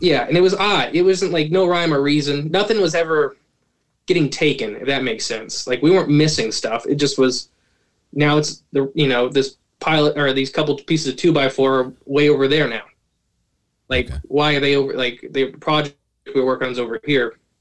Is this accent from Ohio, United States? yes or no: yes; Ohio, United States; I am from Ohio